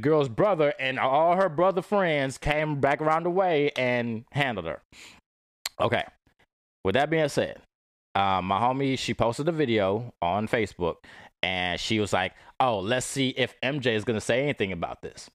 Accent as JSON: {"language": "English", "town": "Dallas", "region": "Texas", "country": "United States", "said": "I'm from, I'm from Dallas"}